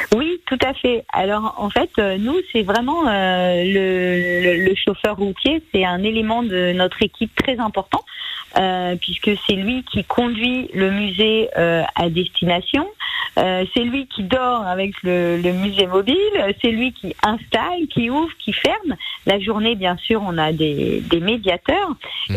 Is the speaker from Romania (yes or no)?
no; Auvergne-Rhône-Alpes, France; quand j'étais petite, j'habitais en Auvergne dans une zone très rurale